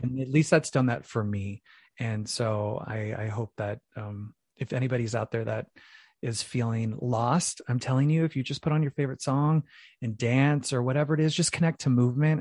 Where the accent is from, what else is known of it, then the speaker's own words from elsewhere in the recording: Phoenix, Arizona, United States; I'm originally from Phoenix, Arizona, so I'm from the Valley of the Sun